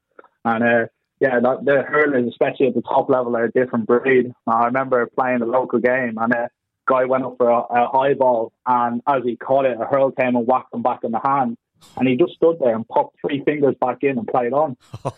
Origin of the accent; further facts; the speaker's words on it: Dublin, Leinster, Ireland; also born or lived in West Wales; now in Cornwall, United Kingdom; I grew up in Tallaght in South Dublin